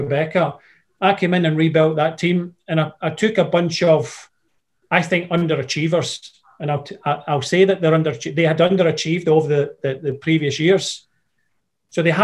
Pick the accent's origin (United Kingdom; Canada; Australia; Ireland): United Kingdom; Scotland; I'm Scottish